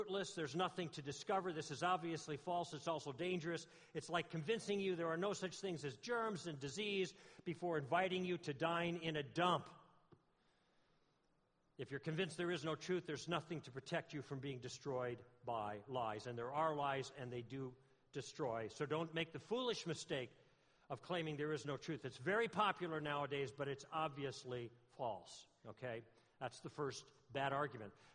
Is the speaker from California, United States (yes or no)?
yes; Southern California, United States; I'm from Southern California, and I live on the West End, which is by the coast